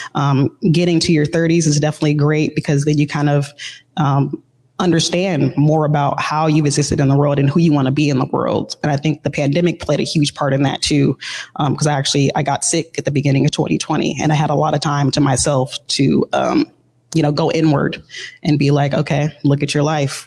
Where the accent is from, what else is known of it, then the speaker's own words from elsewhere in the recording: Seattle, Washington, United States; growing up in Seattle, it's a very artistic, you know, area